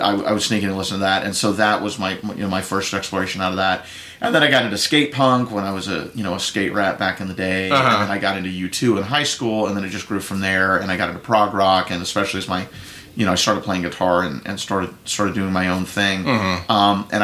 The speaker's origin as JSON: {"language": "English", "region": "the South", "country": "United States", "tie": "born or raised there", "said": "even in my accent from time to time. I was raised in the South after all"}